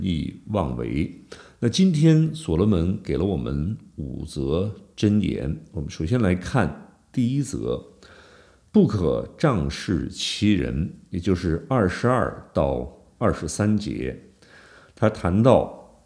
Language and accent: Chinese; China; 我们中国人